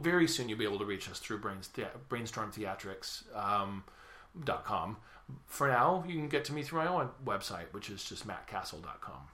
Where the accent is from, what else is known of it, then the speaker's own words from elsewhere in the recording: Sacramento, California, United States; music Circus is in my hometown. That's Sacramento.